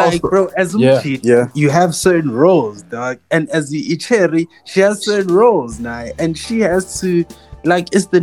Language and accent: English; South Africa; as a black boy growing up in South Africa